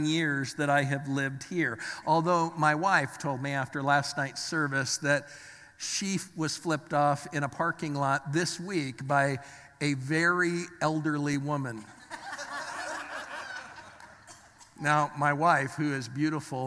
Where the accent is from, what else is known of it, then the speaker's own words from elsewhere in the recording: Los Angeles, California, United States; now in Pittsburgh, United States; I was born in the Los Angeles area. I was raised there.